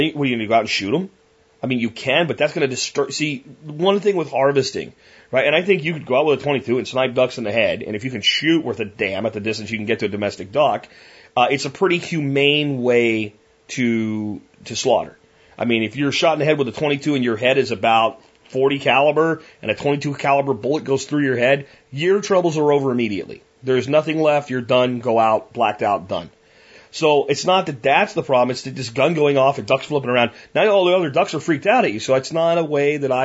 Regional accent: Jacksonville, Florida, United States; The apartment complexes where I grew up in Jacksonville all had muscovies on the ponds that were in them

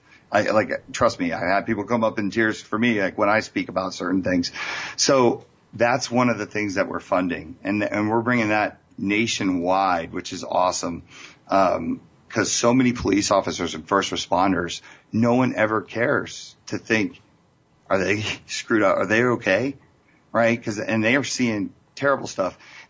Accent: Las Vegas, Nevada, United States; I'm from Las Vegas.

